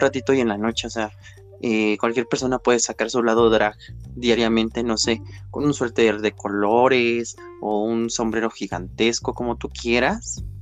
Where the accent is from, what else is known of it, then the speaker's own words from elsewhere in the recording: Mexico; soy una drag queen mexicana